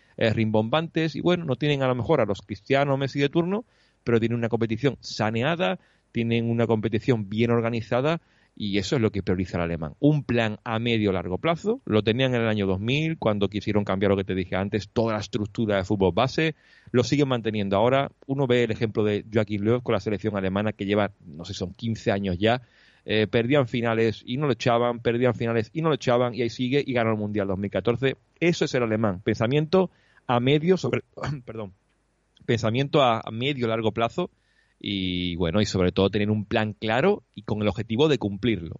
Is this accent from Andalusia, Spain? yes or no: yes; Huelva, Andalusia, Spain; moved away as an adult; now in Cologne, Germany; yo vengo de una tierra donde la tapita, la mm, cervecita y eso, pues eso es clave al solecito, de tener en mi tierra en Huelva 300 y pico días de sol al año